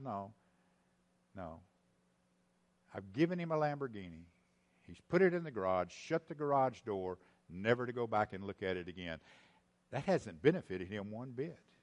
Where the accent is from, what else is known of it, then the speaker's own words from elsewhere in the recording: East Texas, United States; I'm from East Texas. I can use that weird language